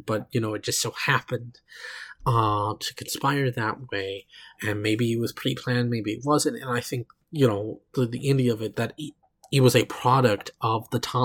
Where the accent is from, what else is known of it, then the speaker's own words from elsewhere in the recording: Oklahoma, United States; I come from Oklahoma.